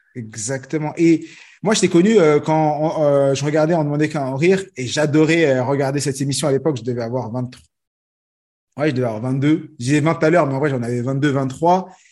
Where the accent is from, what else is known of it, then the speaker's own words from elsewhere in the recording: France; je suis né en France